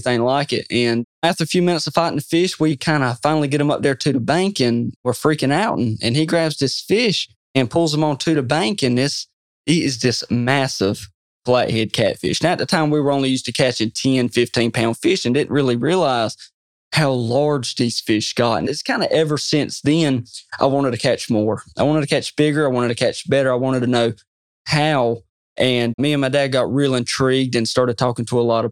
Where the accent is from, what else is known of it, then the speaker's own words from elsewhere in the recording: Pikeville, North Carolina, United States; I'm from Pikeville, North Carolina